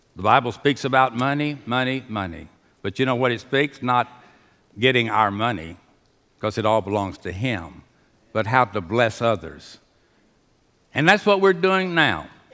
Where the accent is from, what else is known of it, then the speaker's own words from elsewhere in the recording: Houston, Texas, United States; I was raised in Union Baptist Association